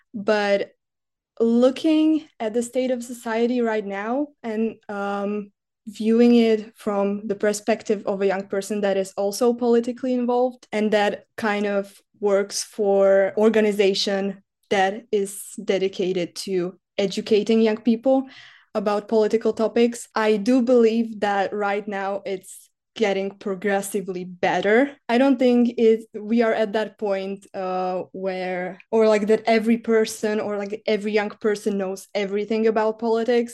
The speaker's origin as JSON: {"language": "English", "country": "Slovakia", "moved": "as an adult", "lives_now": "Czech Republic", "said": "I come from Slovakia"}